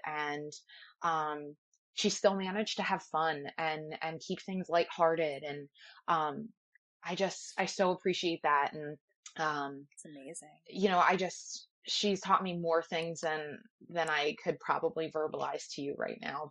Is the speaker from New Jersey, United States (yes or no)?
yes; Ocean City, New Jersey, United States; I grew up in Ocean City, New Jersey